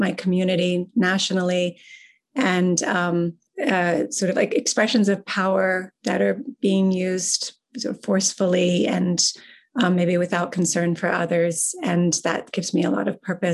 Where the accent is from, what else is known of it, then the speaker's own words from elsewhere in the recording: Pittsburgh, Pennsylvania, United States; now in Ann Arbor, United States; growing up in Pittsburgh